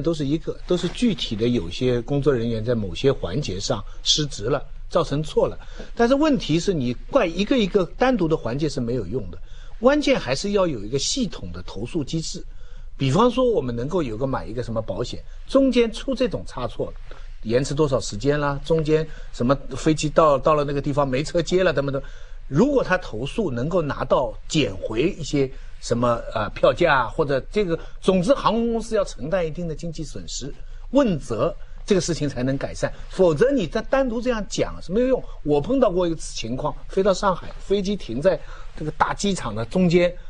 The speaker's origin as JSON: {"language": "Chinese", "town": "Taizhou", "region": "Zhejiang", "country": "China", "tie": "born or raised there", "said": "那我家乡台州"}